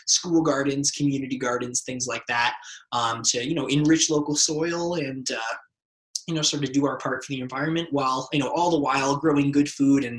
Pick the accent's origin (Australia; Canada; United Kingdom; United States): Canada; Windsor, Ontario; I grew up in Windsor, Essex